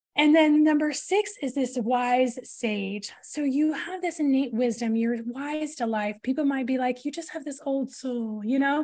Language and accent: English; Portland, Oregon, United States; grew up in the northwest of the U S, and so, um, in the Portland, Oregon area